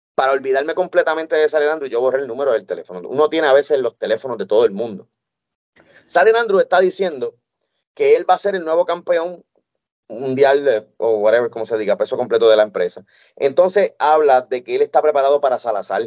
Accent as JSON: {"language": "Spanish", "country": "Puerto Rico", "moved": "yes", "said": "mi tierra, a Puerto Rico"}